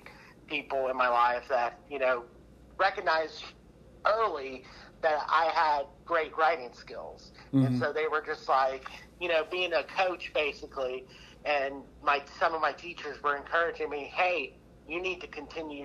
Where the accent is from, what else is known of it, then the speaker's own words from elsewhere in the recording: Texas, United States; now in Oklahoma, United States; I'm originally from Texas. So, hailed from there